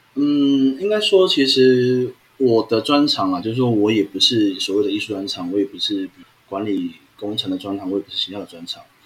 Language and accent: Chinese; Taiwan; 可是其实这个是我们台湾的观念啊